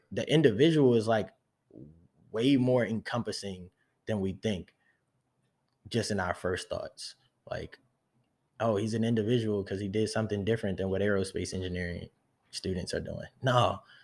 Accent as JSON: {"language": "English", "country": "United States", "first_language": "English", "said": "I'm American, I'm not French."}